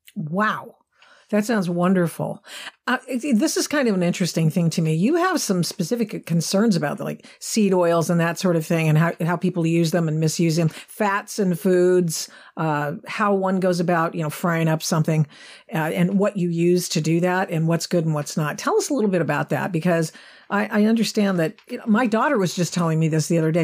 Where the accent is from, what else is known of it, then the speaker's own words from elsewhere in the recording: Pacific Northwest, Oregon, United States; coming from, growing up in the Pacific Northwest